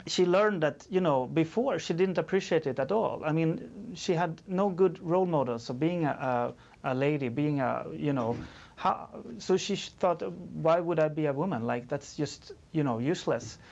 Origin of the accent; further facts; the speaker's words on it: Sweden; I'm from Sweden